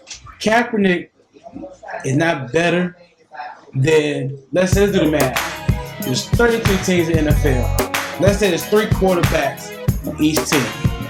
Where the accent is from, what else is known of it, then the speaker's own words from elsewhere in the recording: Newport News, Virginia, United States; This man right here is from Virginia. More specific, I'm from Newport News, Virginia.